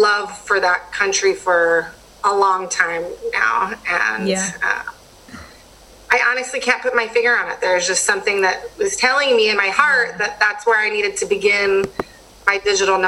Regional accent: Washington, United States; also born or lived in Thailand; my home state and my home country

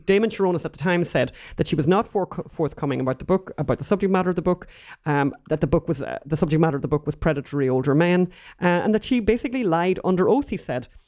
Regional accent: Ireland; now in United States; both being Irish

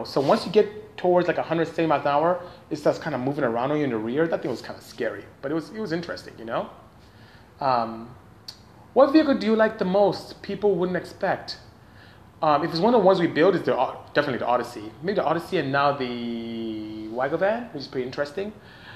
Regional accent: Nigeria; moved away as an adult; I am from Nigeria, West Africa. Came here to go to school and ended up staying

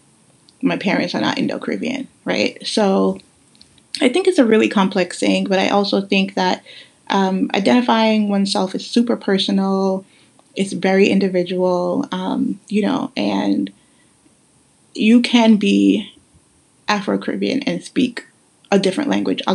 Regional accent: New York City, New York, United States; also born or lived in Guyana; having grown up in New York City

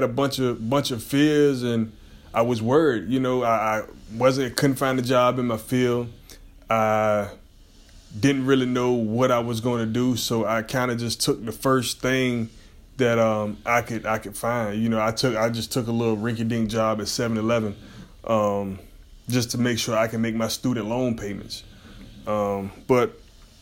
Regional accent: Portsmouth, Virginia, United States; Pretty much born and raised in Virginia, Portsmouth, Virginia, 757 Tidewater

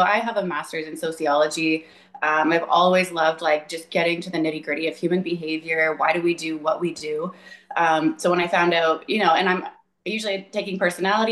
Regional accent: Ontario, Canada; I'm from Ontario, Canada.

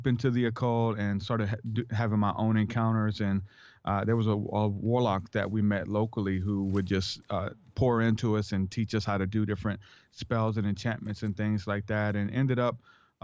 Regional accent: New Orleans, Louisiana, United States; I'm from New Orleans, Louisiana

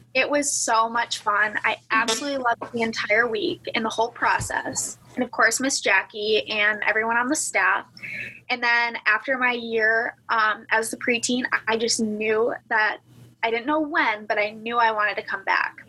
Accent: Cleveland, Ohio, United States; moved away as an adult; also born or lived in Alabama; now in Tuscaloosa, United States; I'm from Northeast Cleveland, like Northeast of Cleveland in Ohio

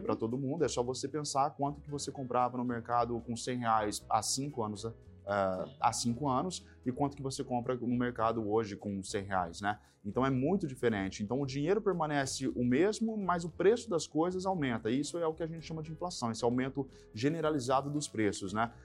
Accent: São José do Rio Preto, São Paulo, Brazil; Sou de Rio Preto, interior de São Paulo

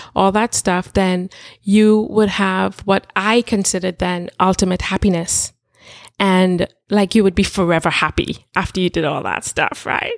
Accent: Trinidad & Tobago; growing up in Trinidad, I'm from Trinidad and Tobago

